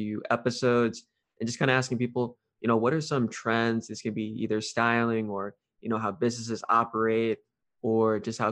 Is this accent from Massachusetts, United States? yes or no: no; Fort Wayne, Indiana, United States; we are both from Fort Wayne, Indiana